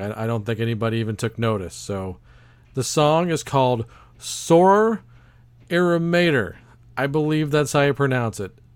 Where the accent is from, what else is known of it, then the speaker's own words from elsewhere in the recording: Texas, United States; my home state of Texas